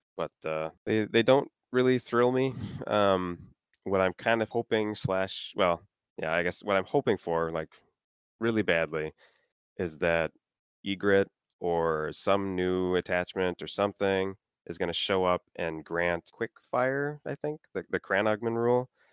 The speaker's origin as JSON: {"language": "English", "region": "Minnesota", "country": "United States", "said": "I'm from Minnesota"}